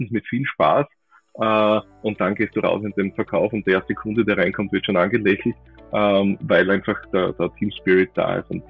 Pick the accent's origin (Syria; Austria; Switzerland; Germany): Austria; so wie es halt bei uns in Österreich so ist, rennt einfach der Schmäh